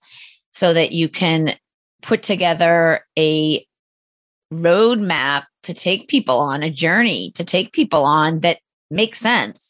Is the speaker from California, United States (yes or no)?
no; Boston, Massachusetts, United States; also born or lived in Cape Cod; I'm from Boston and live in a high rise right downtown